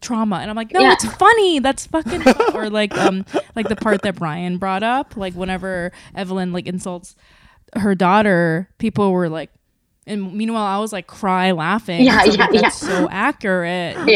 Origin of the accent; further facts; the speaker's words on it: South Korea; now in United States; half Korean and I grew up in Korea, when I come to America